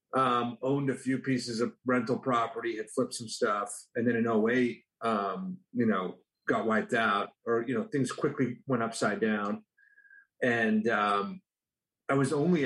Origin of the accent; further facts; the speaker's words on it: Canada; moved away as an adult; I'm from Canada originally